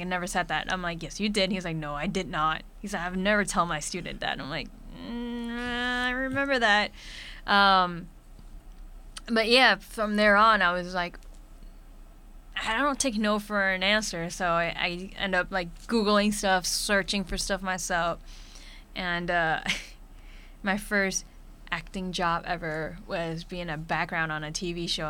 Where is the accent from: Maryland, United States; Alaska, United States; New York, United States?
New York, United States; New York City; I'm a kid from Brooklyn, New York